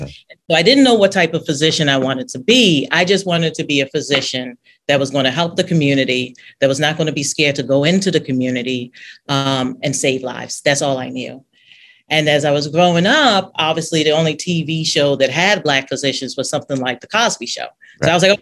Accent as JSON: {"language": "English", "country": "Nigeria", "said": "And I was like, no, you know, I'm Nigerian."}